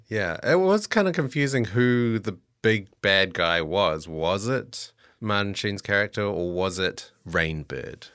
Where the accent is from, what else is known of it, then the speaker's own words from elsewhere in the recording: New Zealand; moved away; I'm originally from New Zealand